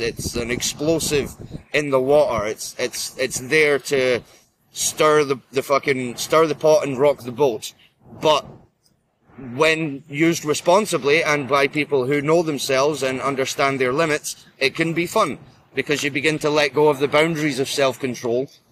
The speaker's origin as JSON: {"language": "English", "region": "Scotland", "country": "United Kingdom", "said": "I am Scottish uh, of uh, of Norse heritage"}